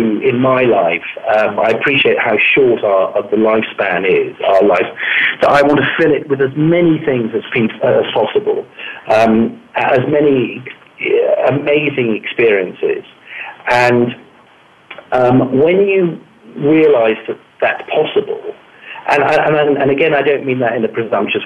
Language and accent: English; Malta; now in London, United Kingdom; I grew up in Malta, which is a fabulous little island right in the Mediterranean Sea.